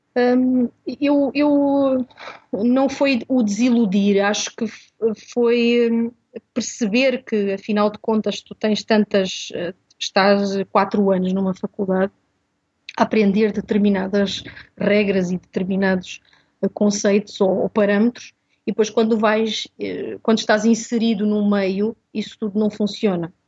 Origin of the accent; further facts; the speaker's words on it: Portugal; also born or lived in Mozambique; eu nasci em Moçambique e vim para Portugal com 10 anos